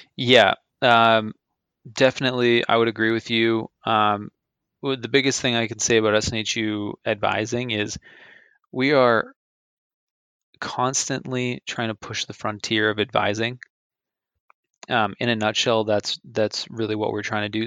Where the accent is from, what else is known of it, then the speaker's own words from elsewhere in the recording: Andover, Massachusetts, United States; my hometown um, in Andover, Mass